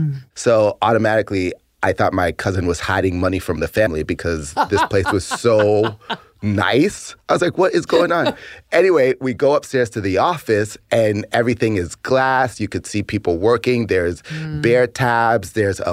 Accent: Boston, Massachusetts, United States; moved away as an adult; also born or lived in San Francisco; I'm originally from Boston, Massachusetts, and I was born and raised there.

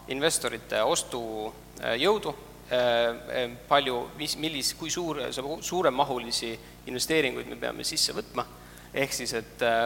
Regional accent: Estonia; me ise oleme ikkagi asutajad, oleme eestlased

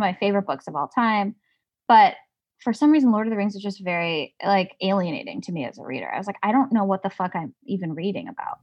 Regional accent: Highland Park, Illinois, United States; I am from Highland Park, Illinois, which is, yeah, like thirty minutes north of Chicago

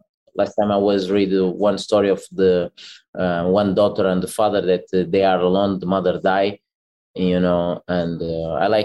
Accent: Portugal; I grew up in Portugal

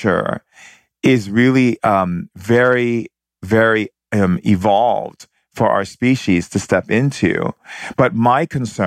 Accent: San Francisco, California, United States; also born or lived in Hawaii; I grew up a lot in San Francisco and Hawaii, and I spent a lot of time in San Francisco.

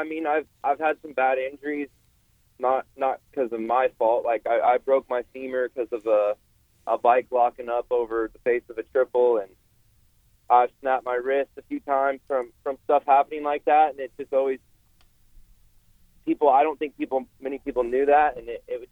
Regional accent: West Coast, United States; I'm from the West Coast

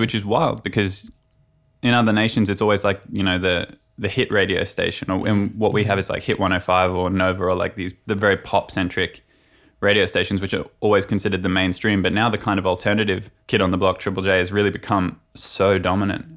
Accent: Brisbane, Queensland, Australia; I come from Brisbane, which is the capital of Queensland

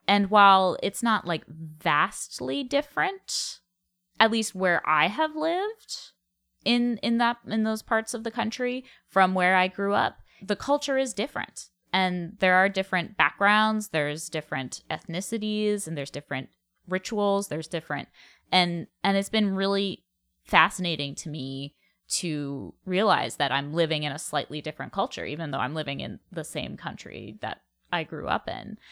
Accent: New England, United States; moved away as an adult; also born or lived in New York / Colorado; now in New Mexico, United States; I grew up in New England. I went to college in New England. I moved to New York.

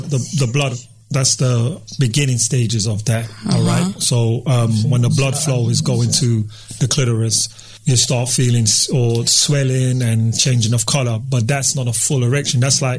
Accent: Atlanta, Georgia, United States; We're from Atlanta.

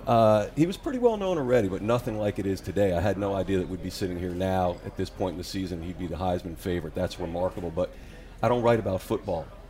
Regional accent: New York, United States; moved away as an adult; also born or lived in Chicago / Washington, D.C.; now in Louisiana, United States; I grew up in New York went to school in Chicago and then lived most of my adult life in Washington, D.C.

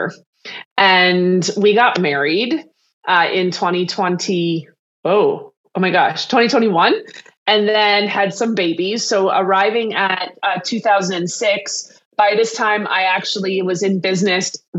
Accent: Canada; I'm Canadian, though I have a lot of clients in the States and around the world. I am Canadian

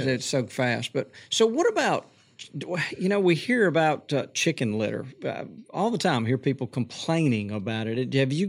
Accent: Montgomery, Alabama, United States; growing up in Montgomery

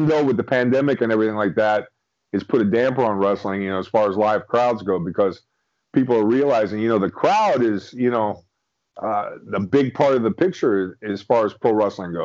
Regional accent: Miami, Florida, United States; now in St. Petersburg, United States; huge wrestling fan growing up in Miami, Florida

